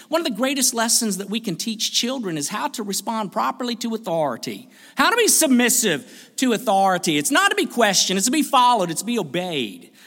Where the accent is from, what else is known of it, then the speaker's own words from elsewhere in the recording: United States; I am an American